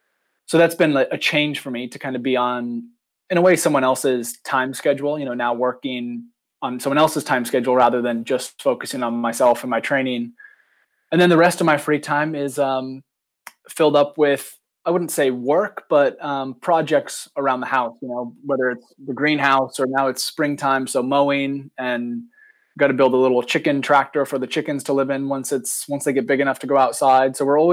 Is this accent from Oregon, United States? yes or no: yes; Oregon, United States; also born or lived in Nice, France; so I grew up in Oregon on the West Coast